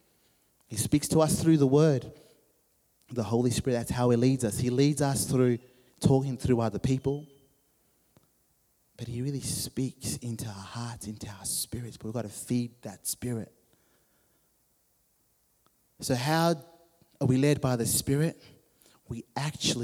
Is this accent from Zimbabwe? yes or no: yes; Zimbabwe; When I was 16, growing up in Zimbabwe